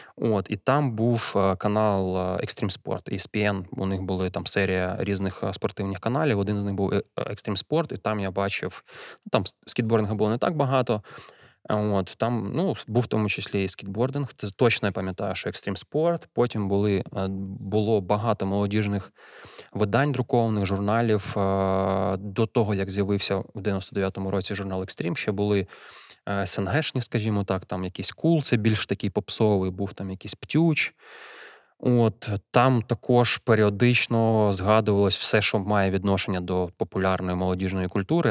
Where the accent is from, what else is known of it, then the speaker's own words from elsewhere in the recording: Kyiv, Ukraine; Народився, виріс у Києві